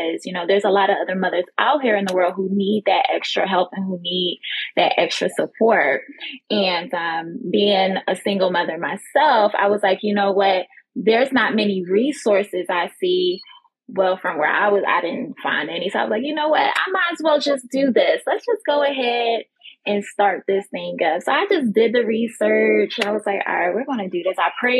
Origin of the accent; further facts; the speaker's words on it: Philadelphia, Pennsylvania, United States; now in Florida, United States; I'm originally from Philadelphia, but I currently reside here in Florida.